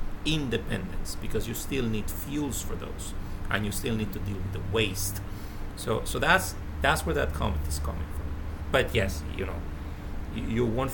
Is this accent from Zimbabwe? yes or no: no; Colombia; I'm from Colombia. Colombia has a lot of oil. We don't have a single refinery